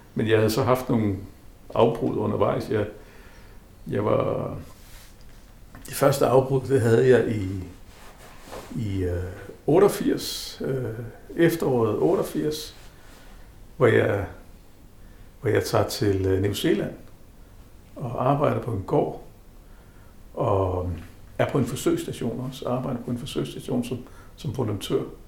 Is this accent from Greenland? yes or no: yes; South Greenland, Greenland; also born or lived in Havdrup, Denmark / Nepal / Bangladesh; now in Nuuk, Greenland; Født i Nasser. Opvokset i Nasser.